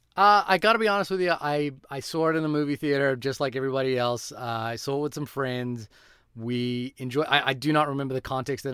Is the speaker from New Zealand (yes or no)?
yes; New Zealand; for me as a New Zealander